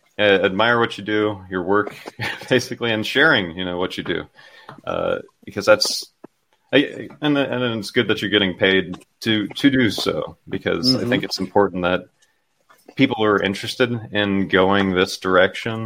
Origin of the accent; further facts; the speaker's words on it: Phoenix, Arizona, United States; I was born in a city. I was born in Phoenix, Arizona